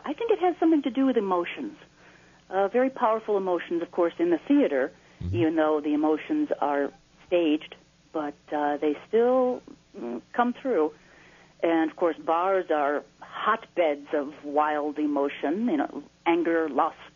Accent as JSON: {"language": "English", "town": "Naperville", "region": "Illinois", "country": "United States", "tie": "born or raised there", "said": "growing up in Naperville"}